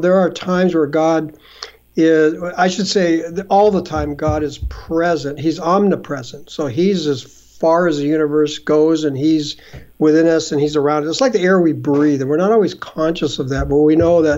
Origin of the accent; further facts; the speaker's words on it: just east of Los Angeles, Southern California, United States; now in Canada; I grew up in Southern California, just east of Los Angeles